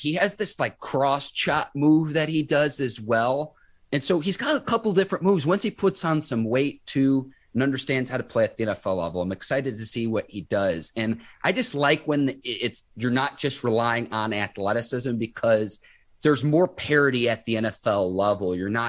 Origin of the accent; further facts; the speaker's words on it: Naperville, Illinois, United States; now in Pittsburgh, United States; I'm an adopted Yinzer. I grew up in the Chicago suburbs in Naperville, Illinois.